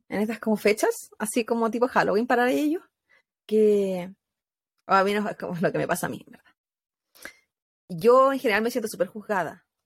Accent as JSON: {"language": "Spanish", "country": "Mexico", "said": "pues si todos somos mexicanos."}